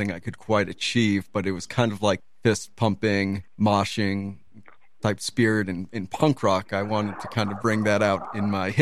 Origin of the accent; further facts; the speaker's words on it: Dunwoody, Georgia, United States; moved away as an adult; also born or lived in Brooklyn, New York; now in New York, United States; Dunwoody, Georgia. It's on the, it's a suburb north of Atlanta